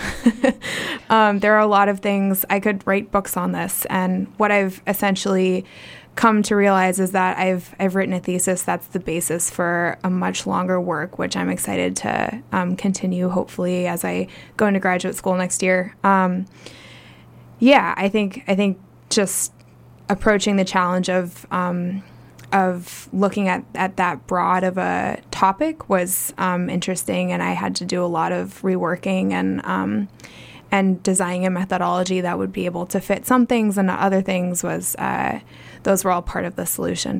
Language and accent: English; Portland, Oregon, United States; also born or lived in Midwest / Ohio; I'm originally from the Midwest. I grew up in Portland